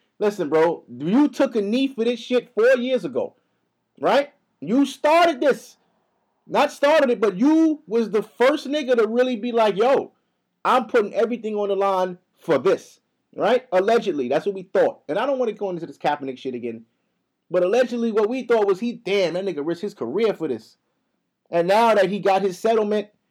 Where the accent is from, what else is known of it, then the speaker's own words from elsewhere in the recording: United States; now in New York, United States; I'm from here, my nigga. Y'all brung my people here. I was born here